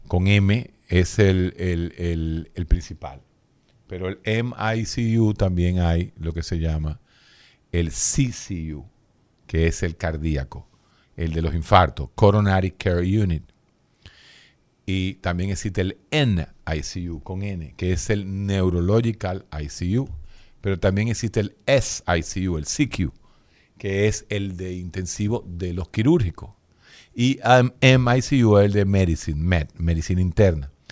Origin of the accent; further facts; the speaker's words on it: Dominican Republic; uno como dominicano, latino